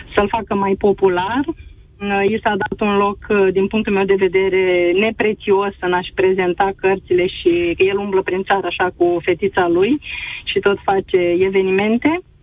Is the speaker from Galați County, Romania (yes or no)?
yes; Galați, Galați County, Romania; Eu sunt din Galați